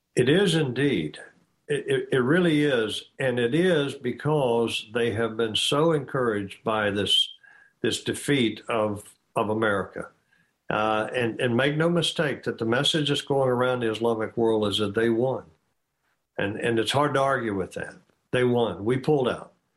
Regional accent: United States; I, as an American

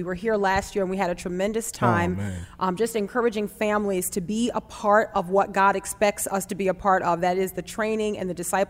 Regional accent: New Orleans, Louisiana, United States; I would like to just say Taryn, but that's because I'm from New Orleans.

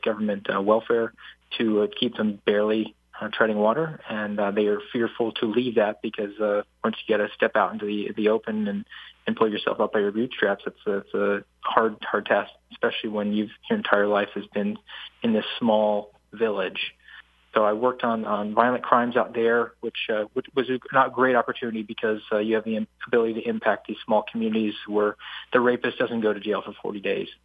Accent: Savannah, Georgia, United States; also born or lived in New Jersey; My family moved to Savannah, so I was I was born uh, in New Jersey, but uh, Savannah is my home. That's where I spent the majority of my childhood and upbringing.

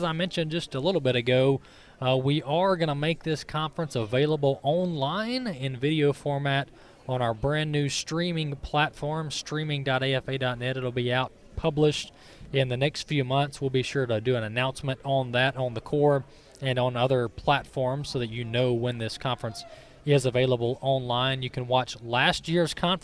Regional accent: Mississippi, United States; you know I'm from Mississippi when I keep saying folks.

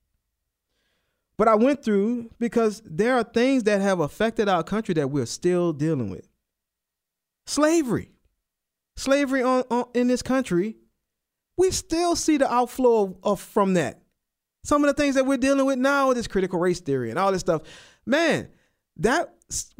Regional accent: New Orleans, Louisiana, United States; moved away; I'm from New Orleans, and I remember before we would, when … and I, before we had all our kids, we would go back home, go to New Orleans

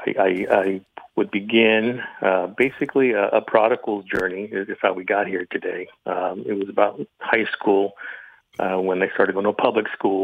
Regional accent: Los Angeles, California, United States; I was born in Southern California, Los Angeles, to a Catholic family. Was raised in the Catholics church

